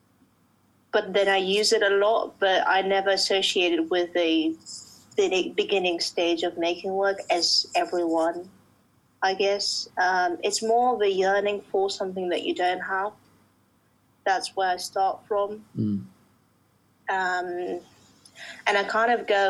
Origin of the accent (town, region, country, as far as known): Russia; born or raised there; also born or lived in Uzbekistan; now in London, United Kingdom